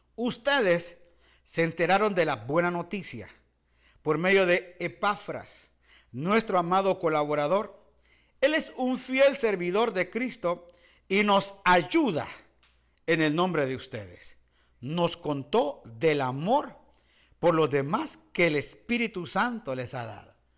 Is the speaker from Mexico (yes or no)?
no; Guatemala; moved away; also born or lived in Los Angeles, United States / Guayaquil, Ecuador; yo soy guatemalteco